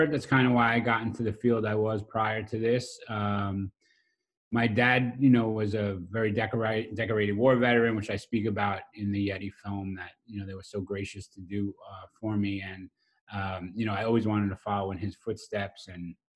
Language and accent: English; Brooklyn, New York, United States; So I grew up in a um, uh, South Brooklyn, uh, an area you know known as um, Old Mill Basin in the Flapper section.